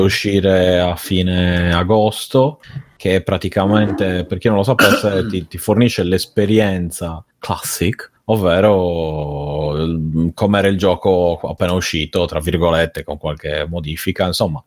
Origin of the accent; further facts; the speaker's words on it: Sardinia, Italy; vengo dalla Sardegna